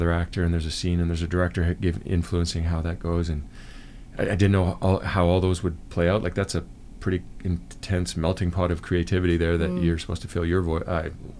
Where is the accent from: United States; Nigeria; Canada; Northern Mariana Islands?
Canada; from Canada.